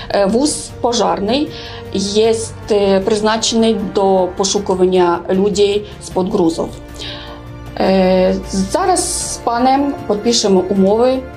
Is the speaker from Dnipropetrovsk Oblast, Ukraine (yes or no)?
no; Zhytomyr, Zhytomyr Oblast, Ukraine; Polish is a second language; now in Poland; Przyjechałam z Żytomierza, z Ukrainy.